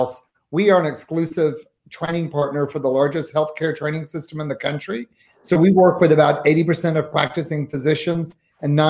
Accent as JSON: {"language": "English", "region": "the South", "country": "United States", "moved": "yes", "lives_now": "Seattle, United States", "said": "I am from the South"}